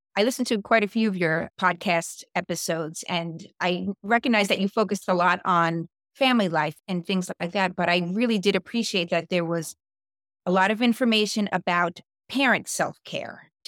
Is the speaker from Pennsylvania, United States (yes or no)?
no; New York City, New York, United States; also born or lived in Westfield, New Jersey; now in New Jersey, United States; I'm originally from Staten Island